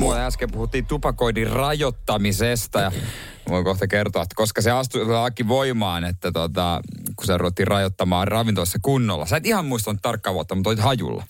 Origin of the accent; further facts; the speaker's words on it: Seinäjoki, South Ostrobothnia, Finland; oma kotikuntani Seinäjoki